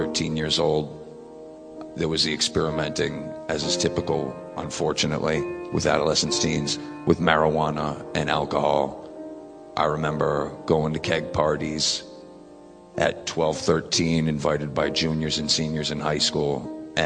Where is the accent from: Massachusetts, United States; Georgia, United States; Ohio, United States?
Massachusetts, United States; Worcester; I was born and raised in Worcester, Massachusetts.